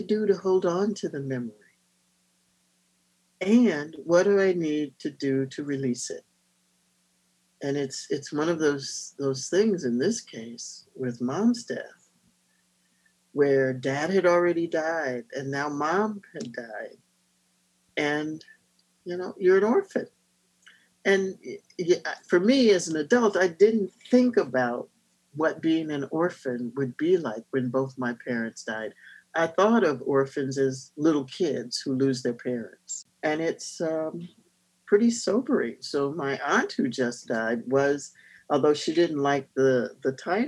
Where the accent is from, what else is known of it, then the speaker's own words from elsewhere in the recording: North Carolina, United States; I'm a Southerner. I'm from North Carolina.